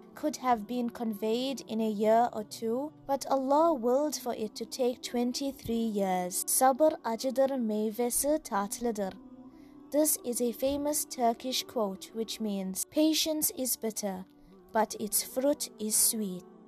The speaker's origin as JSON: {"language": "English", "country": "South Africa", "said": "I'm a South African Muslim, school teacher, life coach, and an avid traveler."}